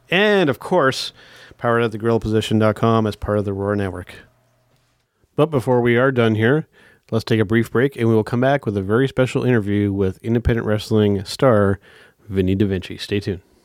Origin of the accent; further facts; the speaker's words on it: Canada; As a Canadian